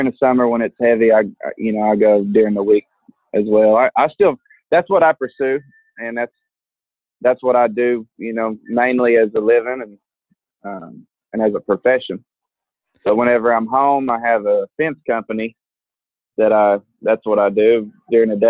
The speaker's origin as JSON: {"language": "English", "town": "Fort Gibson", "region": "Oklahoma", "country": "United States", "said": "I'm from Fort Gibson, Oklahoma."}